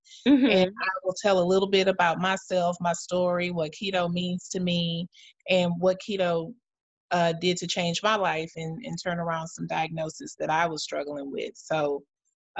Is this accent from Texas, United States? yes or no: yes; Houston, Texas, United States; I'm from the South. I'm from Houston, Texas. So this is an opportunity for me to share some food that I grew up on